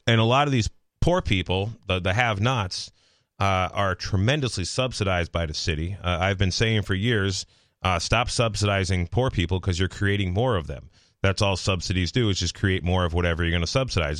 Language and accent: English; Massachusetts, United States; I'm from Massachusetts. Uh, like, literally fifty-eight miles from right here.